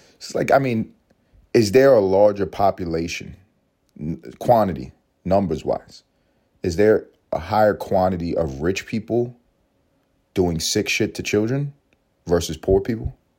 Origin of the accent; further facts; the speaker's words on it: United States; I'm an American